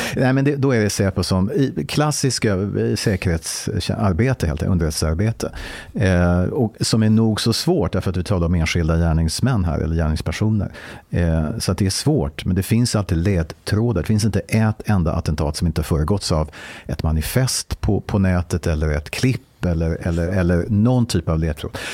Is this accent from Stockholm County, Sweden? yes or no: yes; Stockholm, Stockholm County, Sweden; Jag är född och uppvuxen i Stockholm.